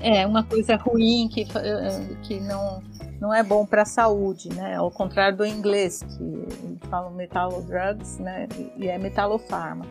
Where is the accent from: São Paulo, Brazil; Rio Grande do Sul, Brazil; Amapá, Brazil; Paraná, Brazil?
São Paulo, Brazil; also born or lived in Rome; eu sou paulistana, né, nascida em São Paulo, moro em São Paulo